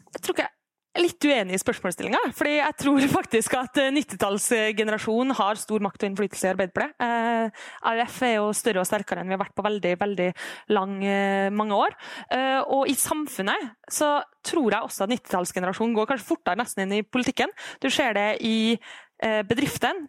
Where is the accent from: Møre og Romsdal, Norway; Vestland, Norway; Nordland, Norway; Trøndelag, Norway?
Møre og Romsdal, Norway; Kristiansund; Når jeg er hjemme i Kristiansund, som er en kommune som i veldig lang tid har vært helt avhengig av olja